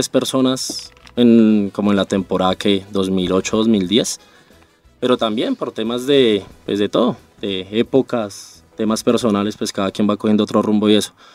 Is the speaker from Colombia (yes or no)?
yes; Bogotá, Colombia